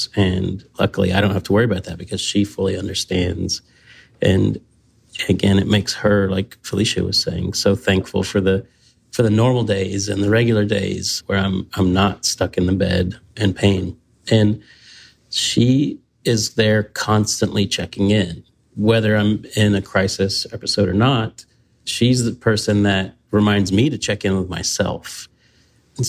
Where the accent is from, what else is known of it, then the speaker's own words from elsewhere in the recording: the South, United States; as a Southerner